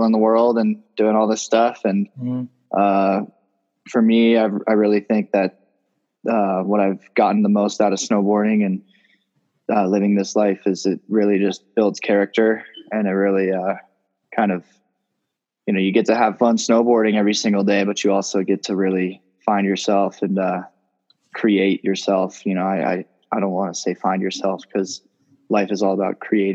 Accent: Telluride, Colorado, United States; I'm 20 years old and I'm from Telluride, Colorado

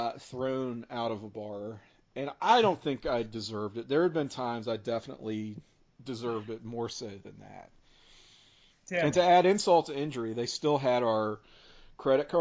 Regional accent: Richmond, United States; I was from Richmond

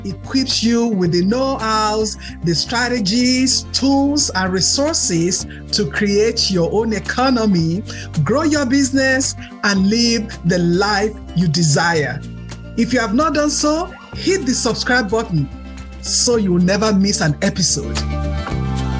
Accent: Texas, United States; Just like myself, we're from Texas

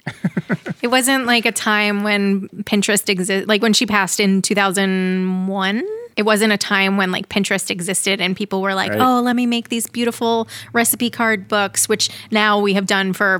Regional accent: Long Island, New York, United States; also born or lived in Boston, United States / Los Angeles, United States; now in Kansas City, United States; Chili wasn't really a thing on Long Island

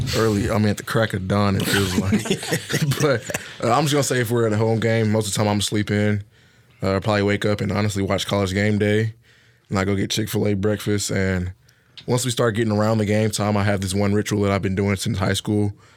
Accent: Harvest, Alabama, United States; moved away; I'm from Harvest, Alabama

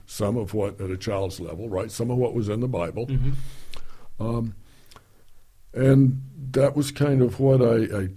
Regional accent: Houston, Texas, United States; I grew up on the Gulf Coast of Texas in Houston in the 50s.

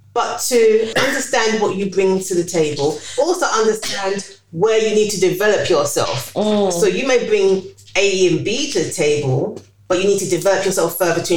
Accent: London, United Kingdom; So I was born in the East End of London, in between Bethnal Green and Whitechapel. So I think, born in East London

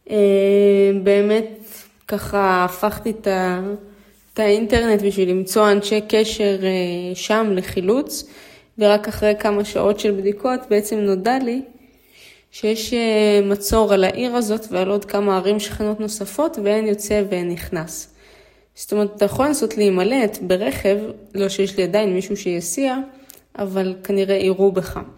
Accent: Israel; born there; ההורים שלי מאוקראינה, אימא ואבא שלי, אה, אני נולדתי פה בארץ.

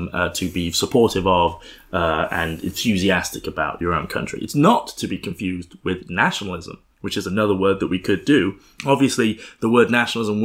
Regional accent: Oxford, South East England, United Kingdom; also born or lived in Dorset; I'm from Oxford. Like, I'm indigenous

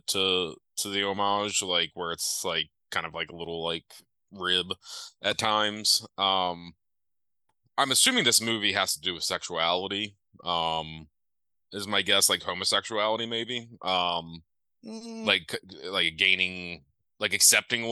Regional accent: United States

